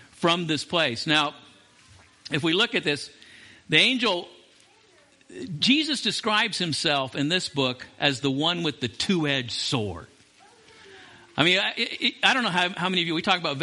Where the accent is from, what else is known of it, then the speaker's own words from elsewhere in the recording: Las Vegas, Nevada, United States; I grew up in Las Vegas as a teenager